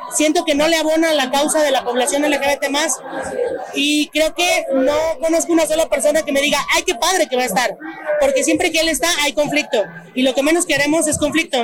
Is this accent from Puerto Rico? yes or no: no; Mexico; ni como actriz, ni como mexicana